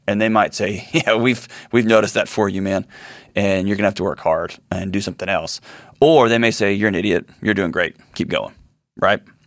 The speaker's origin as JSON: {"language": "English", "town": "Houston", "region": "Texas", "country": "United States", "tie": "born or raised there", "said": "my hometown of Houston"}